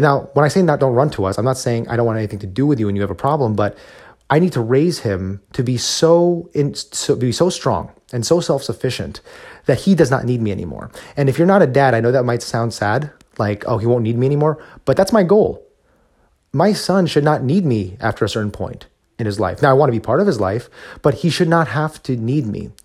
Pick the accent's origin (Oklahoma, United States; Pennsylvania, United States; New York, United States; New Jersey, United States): New Jersey, United States; now in Texas, United States; growing up as a Filipino American in New Jersey, where I grew up